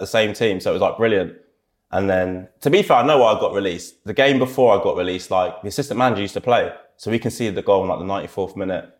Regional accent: Reading, South East England, United Kingdom; now in Scotland, United Kingdom; I'm from Reading

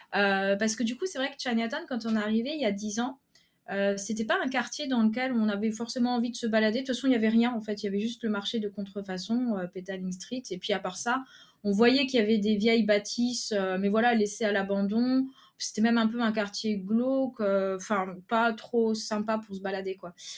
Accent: Lorraine, Grand Est, France; moved away as an adult; also born or lived in Paris; now in Kuala Lumpur, Malaysia; on est originaire de Lorraine, mais on était pour le travail à Paris

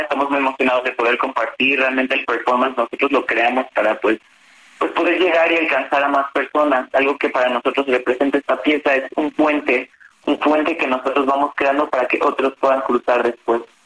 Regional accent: Mexico; moved away; yo soy mexicano, apenas regresé a México justo en septiembre del año pasado y llevaba nueve años fuera

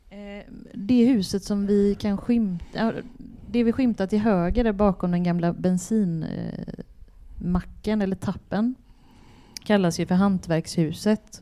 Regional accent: Gothenburg, Västra Götaland, Sweden; jag är uppvuxen på eh, i Biskopsgården och Länsmansgården

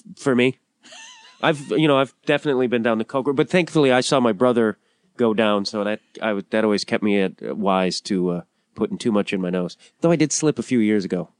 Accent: Chicago, Illinois, United States; I'm also growing up in Chicago

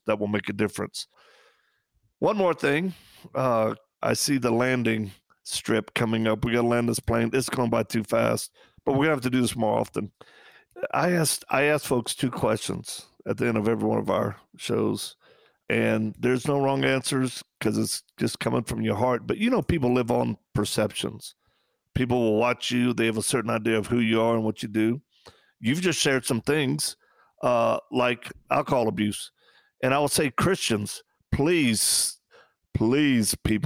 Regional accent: Louisiana, United States; we're from Louisiana.

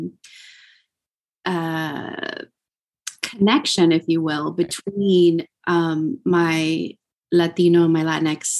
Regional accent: Texas, United States; growing up in Texas as a Mexican American

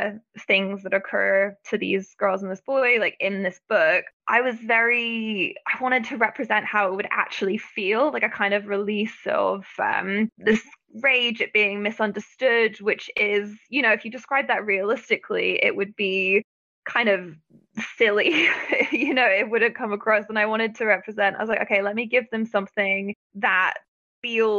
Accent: Florida, United States; growing up in Florida

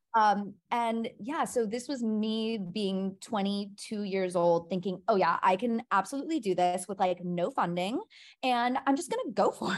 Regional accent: Milwaukee, Wisconsin, United States; moved away as an adult; now in New York, United States; I am originally from Milwaukee, Wisconsin

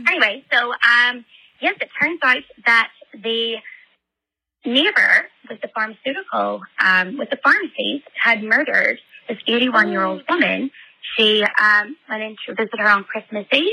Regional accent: Ireland; my hometown in Ireland

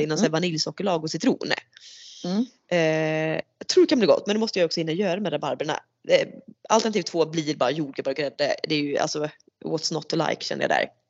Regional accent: Sweden; vi ska vara lite så typiskt svenskar

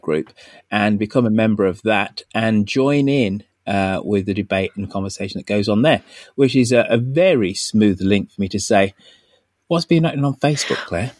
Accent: Birmingham, West Midlands, United Kingdom; I grew up in in Birmingham. So Birmingham, relatively big city in the UK

